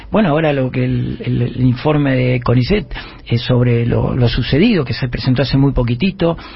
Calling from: San Miguel, Buenos Aires Province, Argentina; Es increíble. … de San Miguel.

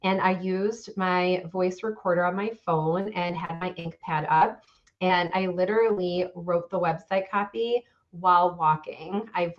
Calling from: Chicago, Illinois, United States; I'm in the northern suburbs of Chicago.

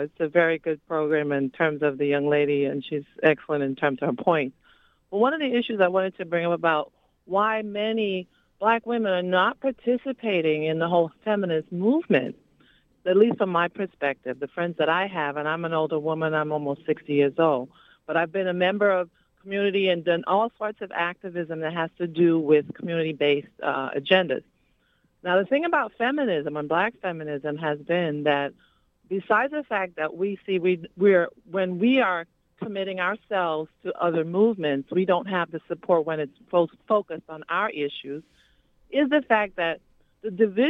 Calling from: New York City, New York, United States; I'm calling from East New York. I'm a longtime community activist

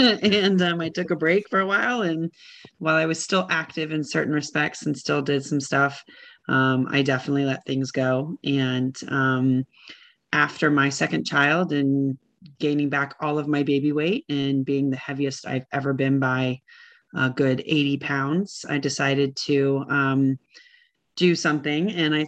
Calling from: Richmond, Virginia, United States; I am calling from Richmond, Virginia.

